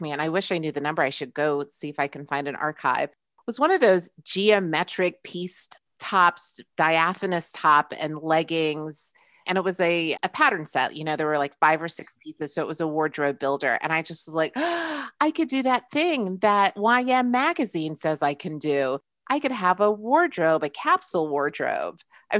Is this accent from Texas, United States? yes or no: no; Brooklyn, New York, United States; born there; now in Baltimore, United States; I'm not from Maryland originally. I was actually born in Brooklyn, New York. And then my mother joined the military. So I've lived all over the world and in different parts of the United States.